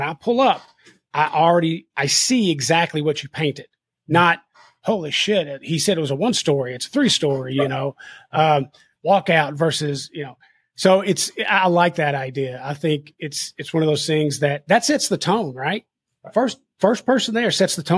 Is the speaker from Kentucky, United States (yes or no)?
yes; Kentucky, United States; I'm from Kentucky